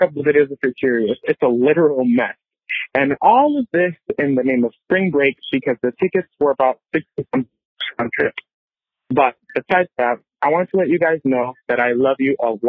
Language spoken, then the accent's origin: English; Puerto Rico; I'm from Puerto Rico